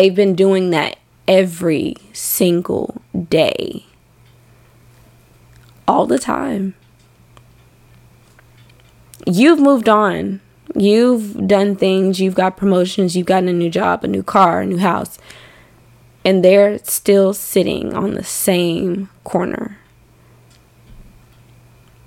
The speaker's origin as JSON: {"language": "English", "region": "Arkansas", "country": "United States", "tie": "born or raised there", "moved": "yes"}